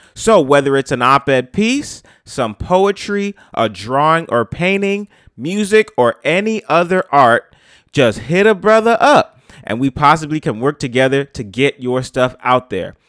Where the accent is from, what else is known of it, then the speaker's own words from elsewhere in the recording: New York City, New York, United States; I'm from the Bronx